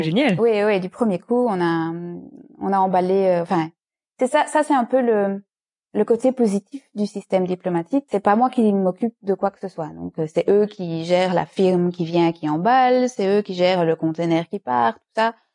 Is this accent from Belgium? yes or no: yes; Liège, Wallonia, Belgium; first language French; moved away as an adult; also born or lived in Brussels, Belgium; now in Dubai, United Arab Emirates; je suis francophone de Belgique, je ne suis pas française, euh, de Liège plus exactement